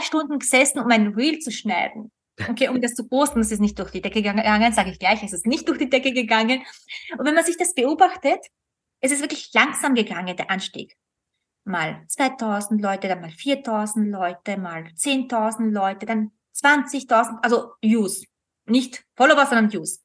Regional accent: Austria; bei uns in Österreich

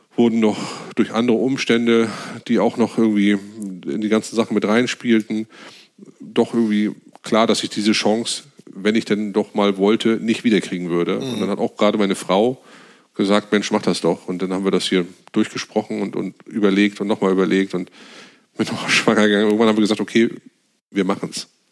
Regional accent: Northern Germany, Germany; wir als Norddeutsche

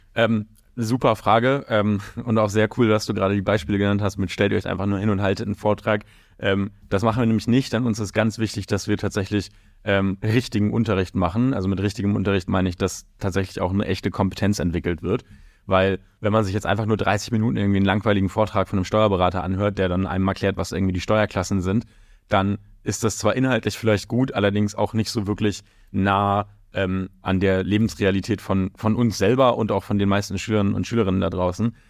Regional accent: Hamburg, Germany; moved away as an adult; now in London, United Kingdom; ich komme ganz ursprünglich aus Hamburg, der objektiv schönsten Stadt der Welt

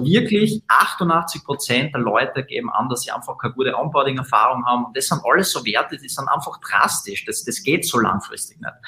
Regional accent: Graz, Styria, Austria; wir kommen aus Österreich, aus Graz

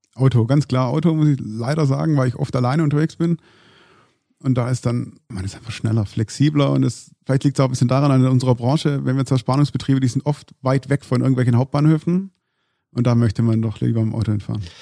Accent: Stuttgart, Baden-Württemberg, Germany; ich komme natürlich aus dem Großraum Stuttgart

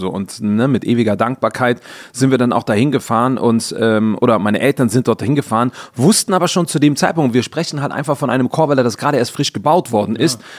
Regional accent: Cologne, North Rhine-Westphalia, Germany; in der Etzelstraße, genau. Da sind wir groß geworden.

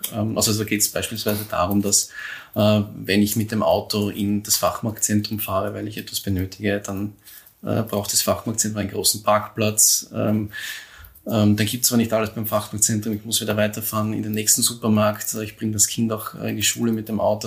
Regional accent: Neusiedl am See, Burgenland, Austria; ich äh, in Neusiedl am See aufgewachsen bin

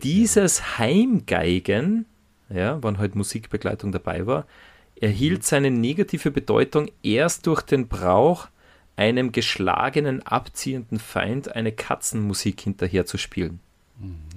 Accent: Salzburg, Austria; accent: Salzburgish dialect; wie in unserem Fall salzburgerischen Mundart

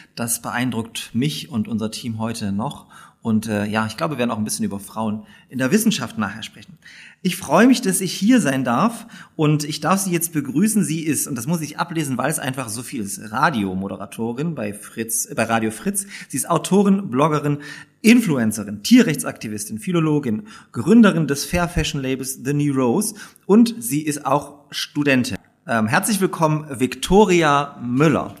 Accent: Upper Lusatia, Saxony, Germany; also born or lived in Dresden; now in Leipzig, Germany; in Elbflorenz geboren und in der Toskana Sachsens aufgewachsen

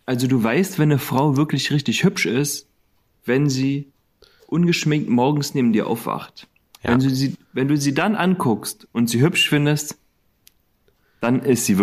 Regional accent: Koblenz, Rhineland-Palatinate, Germany; ich war schon ewig nicht mehr in meiner alten Heimat. {S0} Hm. {S1} Gefühlt. Also das letzte Mal in Koblenz war ich

